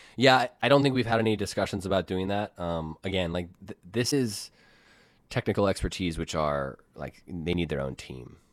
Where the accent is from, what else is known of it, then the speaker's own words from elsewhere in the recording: United States; I'm American